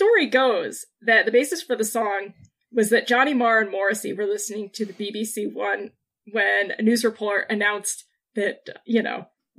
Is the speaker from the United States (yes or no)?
no; United Kingdom; We're using the word telly now because we're British.